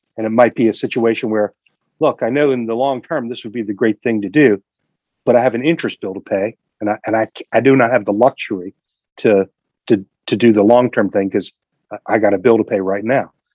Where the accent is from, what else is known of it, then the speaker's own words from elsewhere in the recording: United States; when I grew up, I grew up in the Delaware Valley, and I was raised as a Quaker